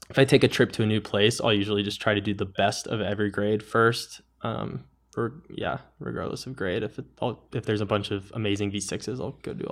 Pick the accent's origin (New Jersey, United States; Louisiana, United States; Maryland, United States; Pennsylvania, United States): Maryland, United States; I'm from Maryland, and we just have horrible, horrible choss all over the place.